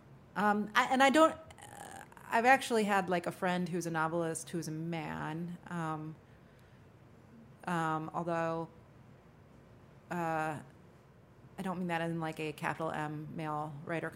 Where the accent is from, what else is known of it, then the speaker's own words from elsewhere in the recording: Midwest, United States; also born or lived in New York City, United States; now in New Orleans, United States; I'm from the Midwest originally, which is a very friendly place.